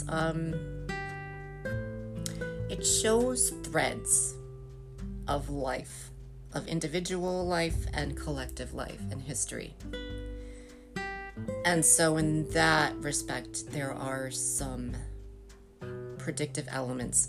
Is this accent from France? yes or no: no; United States; as an American